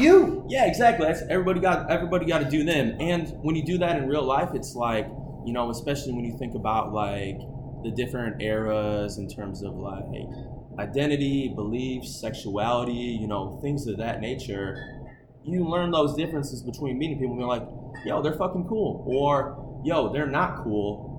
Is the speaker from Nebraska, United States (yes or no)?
no; Okemos, Michigan, United States; I grew up in Okemos, Michigan